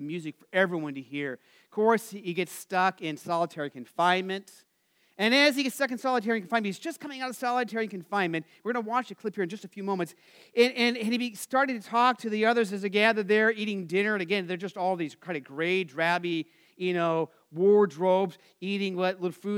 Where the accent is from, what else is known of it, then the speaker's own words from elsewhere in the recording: Phoenix, Arizona, United States; our tradition for growing up in Arizona